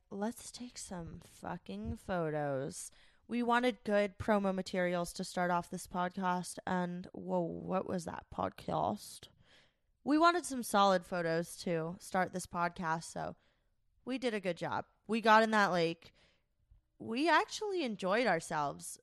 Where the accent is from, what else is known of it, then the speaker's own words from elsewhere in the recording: Florida, United States; moved away as an adult; now in Minnesota, United States; we're from Florida